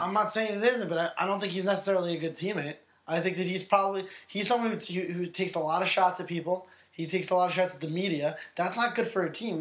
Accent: New York, United States; as a New Yorker

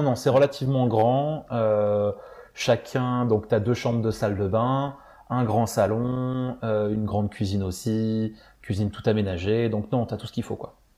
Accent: France; moved away as an adult; also born or lived in Florida; moi en tant que Français

